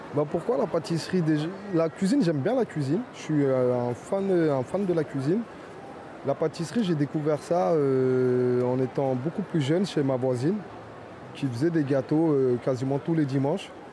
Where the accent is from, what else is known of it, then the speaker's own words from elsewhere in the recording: Fontenay-sous-Bois, Île-de-France, France; also born or lived in Vincennes; Moi, je suis né à Vincennes. J'ai grandi à Fontenay-sous-Bois.